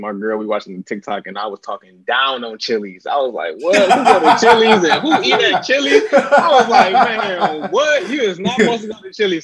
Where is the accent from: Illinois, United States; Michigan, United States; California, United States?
Michigan, United States; Inkster; moved away as an adult; also born or lived in East Lansing, Michigan; I'm from Inkster, Michigan